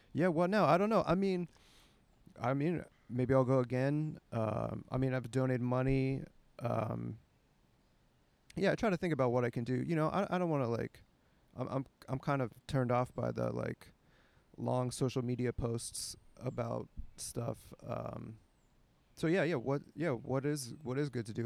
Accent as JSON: {"language": "English", "town": "Pittsburgh", "region": "Pennsylvania", "country": "United States", "said": "I'm from Pittsburgh"}